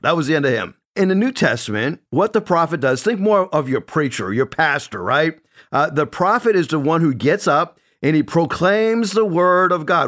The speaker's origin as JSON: {"language": "English", "region": "New England", "country": "United States", "said": "I'm from New England"}